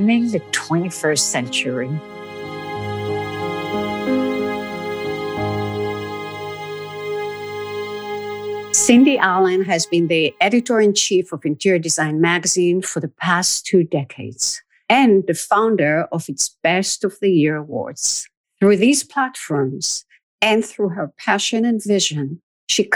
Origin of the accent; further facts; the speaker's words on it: Israel; moved away as an adult; now in New York, United States; I grew up in Israel and moved to New York in my early 20s.